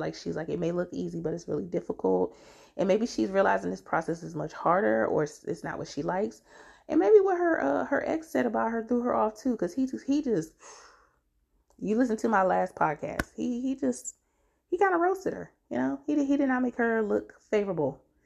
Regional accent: DMV area, United States; born or raised there

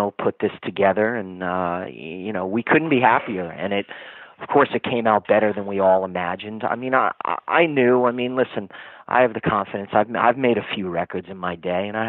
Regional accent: Paramus, New Jersey, United States; I'm from Paramus

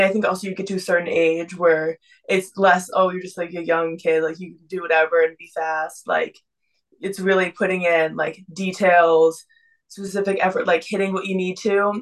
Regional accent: Texas, United States; also born or lived in Boston; now in Miami, United States; I'm originally from Texas, then I moved to Boston, and now I'm here swimming at the University of Miami

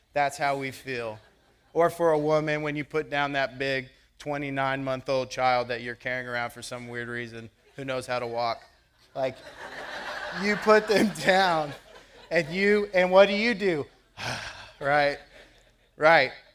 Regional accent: United States; I am a born American

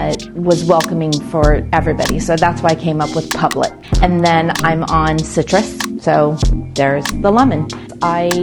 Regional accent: Vista, California, United States; I grew up in Vista. My parents moved here in 69-70, so I graduated from Vista High School

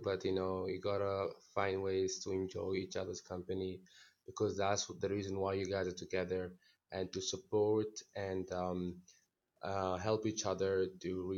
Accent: Northern Sudan, Sudan; also born or lived in India; now in New Delhi, India; I am from Sudan, from North Sudan

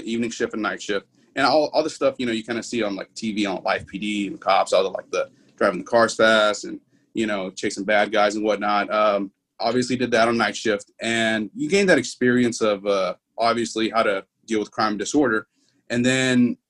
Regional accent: Houston, Texas, United States; also born or lived in Pearland, Texas; born and raised in Houston, Texas

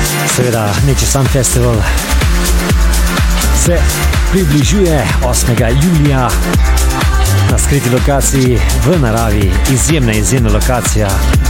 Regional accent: Slovenia; first language Slovenian; English is a second language; my native language, Slovenian

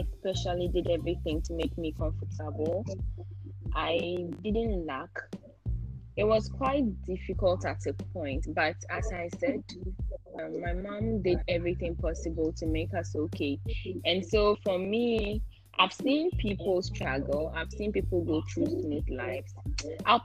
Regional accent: Navrongo, Upper East, Ghana; also born or lived in Upper West Region (Dagaaba identity); I'm from Navongo in the Upper East region, and my mom is from Tumu in the Upper West region.

